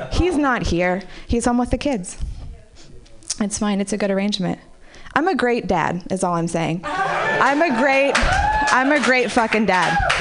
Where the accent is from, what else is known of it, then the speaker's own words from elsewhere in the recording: Marin City, California, United States; I grew up in Marin City